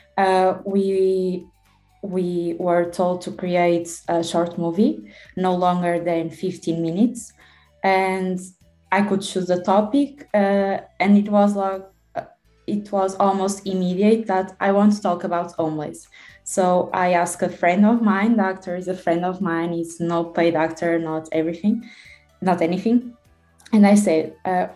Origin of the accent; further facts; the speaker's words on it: Porto, Norte, Portugal; I'm a student from Oporto.